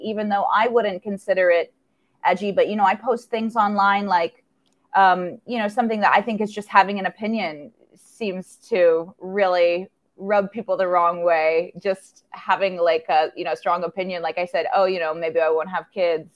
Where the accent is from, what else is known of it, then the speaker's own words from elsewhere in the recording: Indianapolis, Indiana, United States; moved away as an adult; now in New York, United States; I'm from Indianapolis originally.